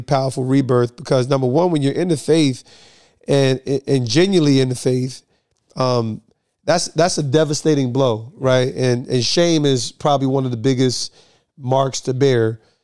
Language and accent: English; New Jersey, United States; I'm from Jersey